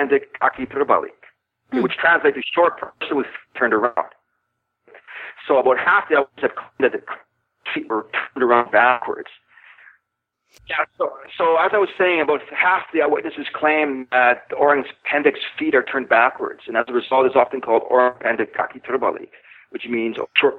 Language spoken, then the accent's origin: English; British Columbia, Canada; now in Thailand; I'm from British Columbia